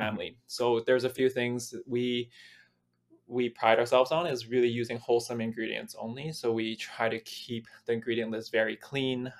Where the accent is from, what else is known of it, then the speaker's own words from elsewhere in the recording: Vancouver, British Columbia, Canada; I was born and raised in Vancouver